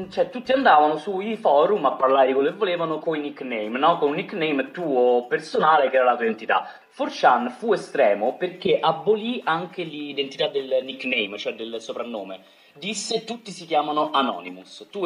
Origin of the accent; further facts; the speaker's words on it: Rome, Lazio, Italy; Io che sono di Roma